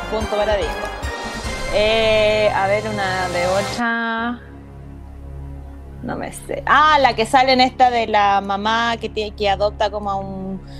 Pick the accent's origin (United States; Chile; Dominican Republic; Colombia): United States; Spanish is a second language; Estoy aquí como y además como gringa, pues, weón, como que camina ahí una cuadra